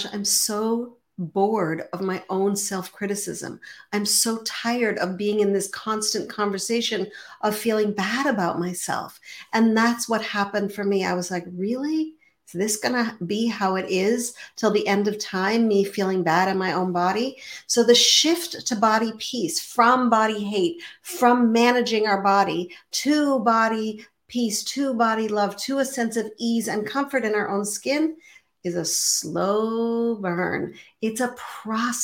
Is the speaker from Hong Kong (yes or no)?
no; Montreal, Quebec, Canada; I grew up in Montreal